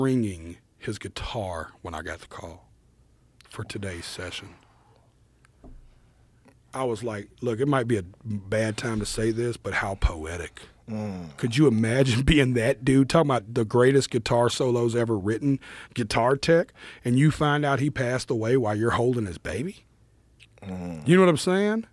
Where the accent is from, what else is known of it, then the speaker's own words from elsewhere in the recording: the South, United States; I grew up in the South